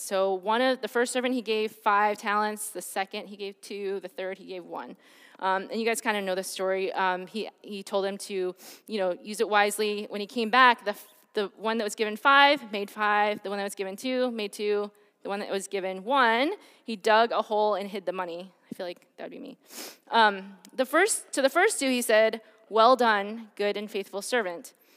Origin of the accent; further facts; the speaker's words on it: Detroit, Michigan, United States; I grew up in Michigan, um, and in Detroit, at the time when I was growing up